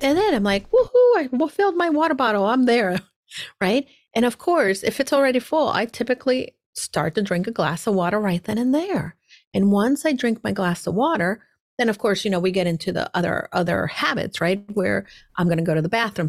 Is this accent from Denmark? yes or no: no; El Salvador; I was growing up, I was born in El Salvador. My mom is from El Salvador. My dad was from New York and he happened to meet my mom and they settled there.